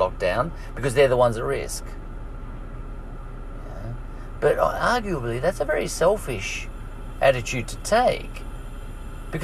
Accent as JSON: {"language": "English", "country": "Ireland", "said": "I'm an Irish troublemaker."}